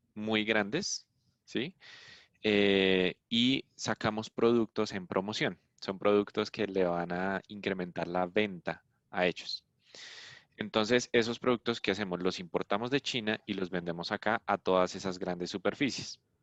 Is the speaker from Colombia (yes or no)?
yes; Colombia; De Colombia, sí.